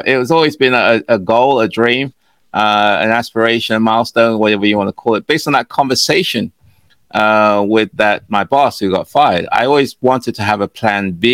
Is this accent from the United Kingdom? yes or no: yes; England, United Kingdom; moved away as an adult; also born or lived in Ghana; now in United States; I was born in Ghana, and when I was 5 years old, my parents moved to England. So I lived in England for a while